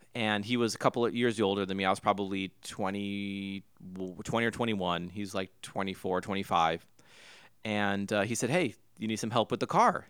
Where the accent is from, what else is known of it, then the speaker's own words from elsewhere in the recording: Huntington Beach, California, United States; I grew up in Huntington Beach, California